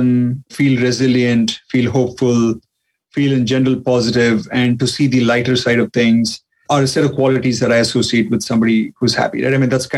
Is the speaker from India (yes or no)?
yes; India; now in Texas, United States; being Indian